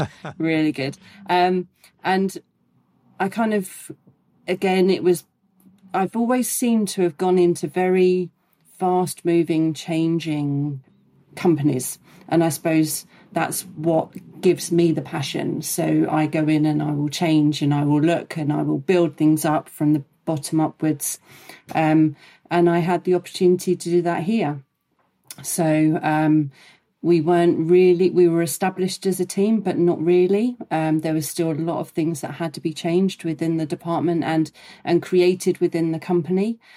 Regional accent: around Gatwick, South East England, United Kingdom; living and growing up around Gatwick

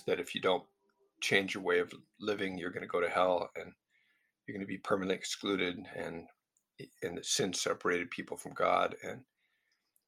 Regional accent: United States; being a Westerner, being an American

